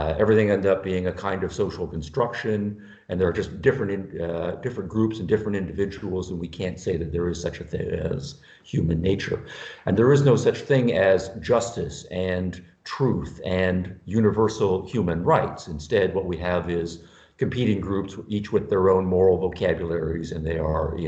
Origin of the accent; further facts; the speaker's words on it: Canada; now in United States; I'm from Canada, originally, now living in the United States.